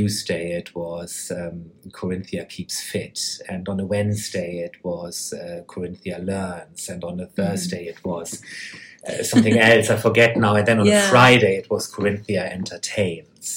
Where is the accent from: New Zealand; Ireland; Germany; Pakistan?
Germany; I come from Germany